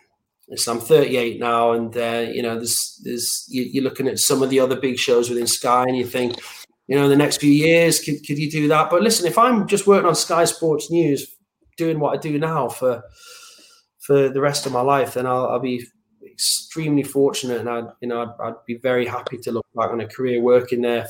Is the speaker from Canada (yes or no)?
no; Northeast, North East England, United Kingdom; I'm a Geordie and I'm from the Northeast